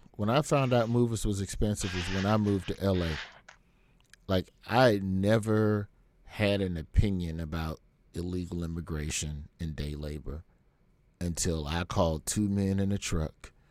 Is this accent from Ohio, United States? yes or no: no; Alabama, United States; I grew up in Alabama and Alabama public schools